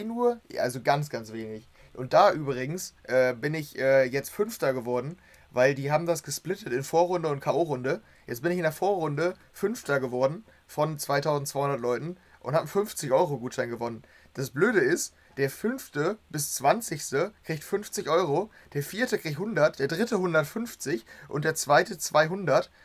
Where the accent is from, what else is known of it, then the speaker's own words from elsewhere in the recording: Germany; als Deutscher